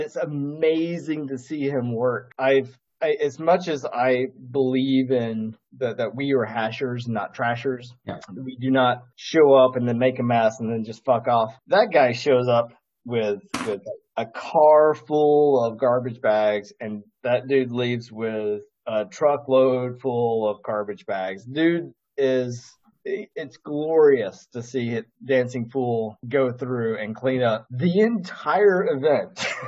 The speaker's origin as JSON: {"language": "English", "region": "the South", "country": "United States", "said": "as a Southerner"}